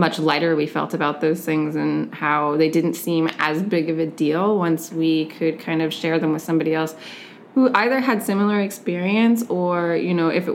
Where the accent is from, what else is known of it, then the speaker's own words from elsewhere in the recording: Oregon, United States; now in San Diego, United States; I'm originally from Oregon.